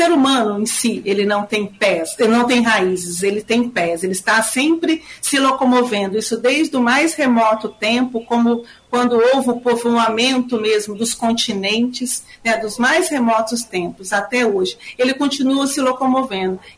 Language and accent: Portuguese; Rio de Janeiro, Brazil; now in São Paulo, Brazil; eu sou uma migrante do vim do Rio de Janeiro e estou em São Paulo hoje.